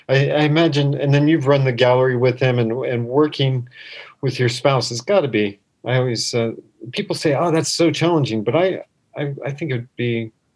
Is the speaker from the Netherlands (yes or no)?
no; Colorado, United States; also born or lived in Florida; now in Japan; growing up in Colorado and learning to eat sushi in Colorado